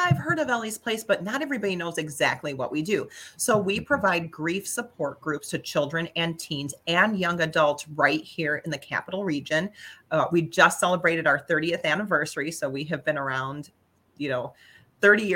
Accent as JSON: {"language": "English", "town": "St. Joseph", "region": "Michigan", "country": "United States", "tie": "born or raised there", "also_born_or_lived": "Chicago", "lives_now": "Lansing, United States", "said": "I was born in Chicago, grew up in Southwest Michigan here in St. Joe, and then moved to the Lansing area to go to Michigan State University"}